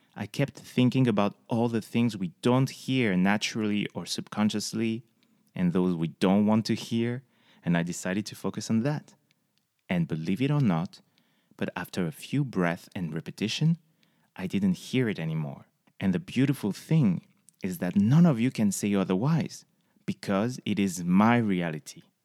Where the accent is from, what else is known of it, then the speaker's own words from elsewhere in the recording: close to the Spanish border, south of France, France; moved away as an adult; also born or lived in Paris; now in United States; I was born and raised in the south of France, close from the Spanish border.